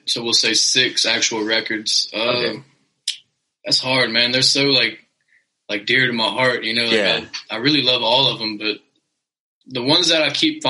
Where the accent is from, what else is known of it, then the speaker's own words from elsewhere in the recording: Zachary, Louisiana, United States; Oh no, Zachary is really known for sports, man. Like I went to Zachary High, the football team. They won fucking state this year. And of the 4 years, no, I went to Zachary 3 years. The 3 years I was there, they won twice. So it's like, it's a small town